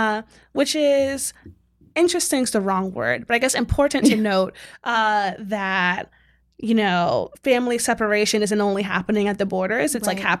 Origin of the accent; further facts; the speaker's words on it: Southern Maryland, United States; I'm from Southern Maryland.